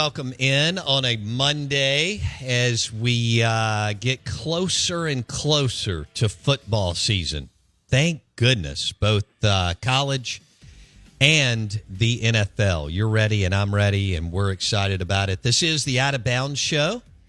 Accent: Jackson, Mississippi, United States; I grew up here in Jackson, and I grew up in Belhaven, which was right by Memorial Stadium.

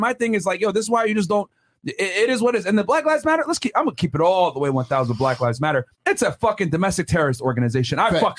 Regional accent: United States; my parents are literally from Sudan, Africa. Came from here in the 80s. I was born here in the United States. I am the definition of African-American.

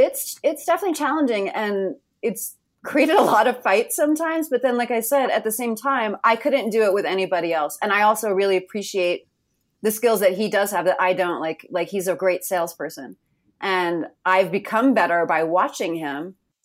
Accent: New York, United States; I'm a New Yorker by birth.

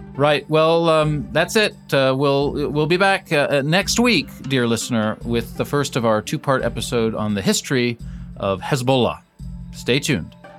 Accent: United States; I'm the American in this conversation

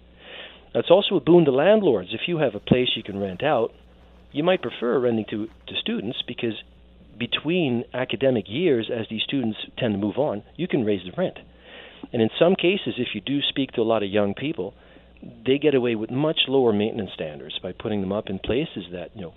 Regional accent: Netherlands; moved away as an adult; now in Canada; I'm an immigrant myself. I was born and raised in the Netherlands. I came over here when I was about 20

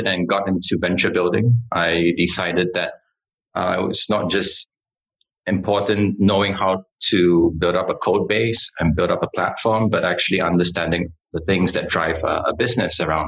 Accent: Singapore; I was born and raised in Singapore.

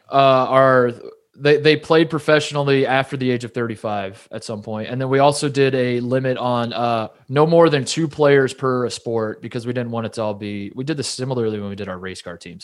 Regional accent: Midwest, United States; growing up in the Midwest, a lot of Midwestern men, my dad included

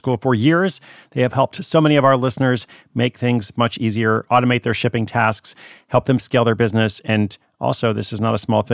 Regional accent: Portland, Oregon, United States; I'm actually in Portland, Oregon, my hometown

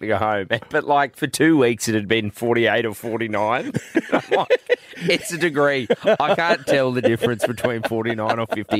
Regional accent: Goondiwindi, Queensland, Australia; I grew up in Gundawindi

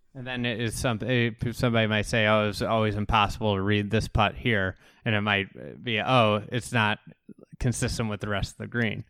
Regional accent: Midwest, United States; as a Midwesterner who's, you know, grown up playing all around here

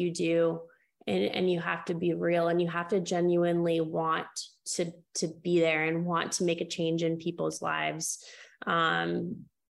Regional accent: New England, United States; I grew up in small town New England

